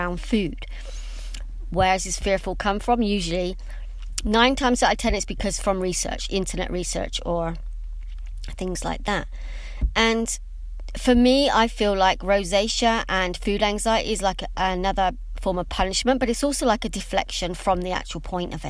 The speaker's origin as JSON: {"language": "English", "region": "England", "country": "United Kingdom", "said": "for me being English"}